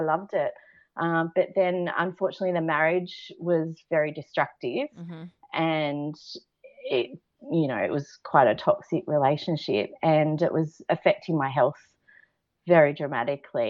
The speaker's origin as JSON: {"language": "English", "area": "Central Coast", "region": "New South Wales", "country": "Australia", "tie": "born or raised there", "said": "I grew up on the Central Coast with a lovely beach lifestyle"}